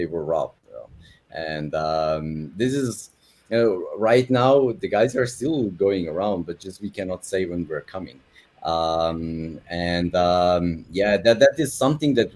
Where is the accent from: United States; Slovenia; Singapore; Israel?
Slovenia; moved away as an adult; now in Dubai, United Arab Emirates; I'm from Slovenia originally.